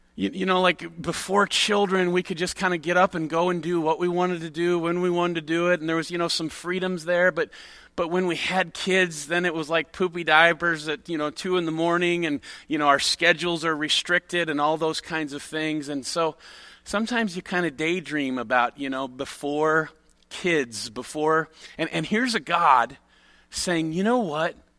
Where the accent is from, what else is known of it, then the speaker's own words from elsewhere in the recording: near Chicago, Illinois, United States; I grew up near Chicago